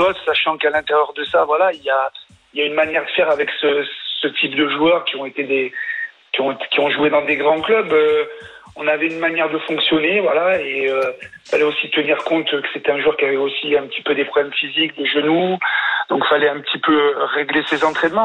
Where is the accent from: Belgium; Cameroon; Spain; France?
France; je suis français